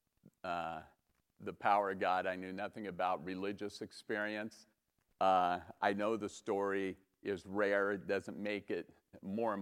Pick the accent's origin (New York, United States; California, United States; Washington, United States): California, United States; Los Altos; I was born and raised in Los Altos, over by Loyola Corners